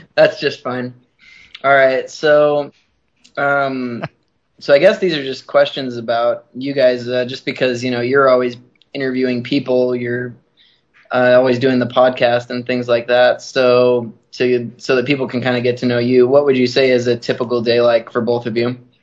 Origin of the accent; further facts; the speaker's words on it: Illinois, United States; also born or lived in northern Utah; now in Salt Lake City, United States; I was born in northern Utah and then uh, lived in Illinois for about 12 years. That's where I grew up rollerblading